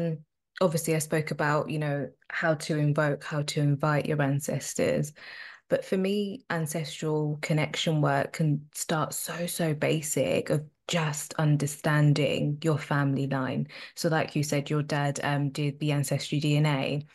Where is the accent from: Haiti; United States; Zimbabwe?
Zimbabwe; also born or lived in South Africa; I'm Zimbabwean and I'm South African. If you kind of do the maths, my parents were around during the apartheid regime. You know, they lived through the apartheid.